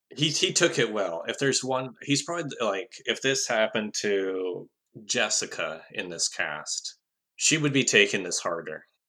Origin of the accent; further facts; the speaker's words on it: Canada; as a Canadian